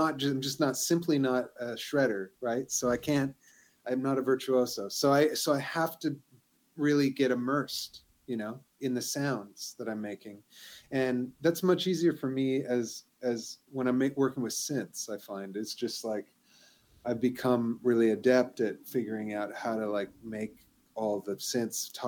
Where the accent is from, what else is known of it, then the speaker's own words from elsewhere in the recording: Vancouver, British Columbia, Canada; moved away as an adult; now in Montreal, Canada; I'm from Vancouver originally and I've lived here for 15 years or so.